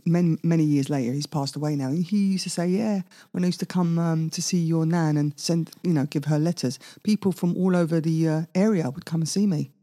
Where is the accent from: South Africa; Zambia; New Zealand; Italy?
Italy; moved away; also born or lived in Maida Vale, London, United Kingdom; I was brought up in Italy, all white people